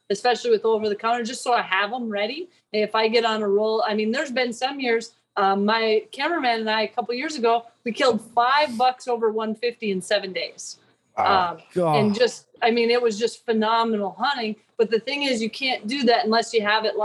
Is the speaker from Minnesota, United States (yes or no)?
yes; Minnesota, United States; when I was growing up, I grew up in Minnesota